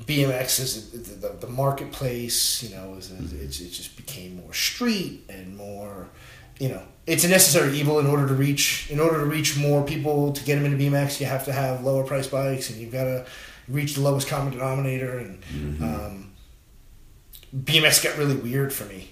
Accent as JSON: {"language": "English", "town": "Patchogue", "region": "New York", "country": "United States", "tie": "born or raised there", "said": "I grew up in Patchogue"}